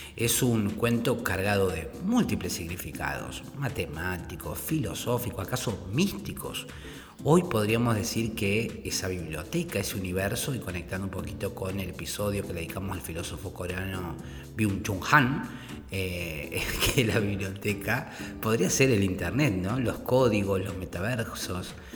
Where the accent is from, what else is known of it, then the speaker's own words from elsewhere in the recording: Córdoba, Argentina; Yo soy de Córdoba